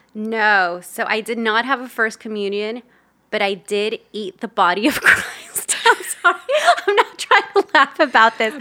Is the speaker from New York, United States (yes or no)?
no; Los Angeles, California, United States; also born or lived in El Salvador; grew up in Los Angeles in a very traditional Latin household.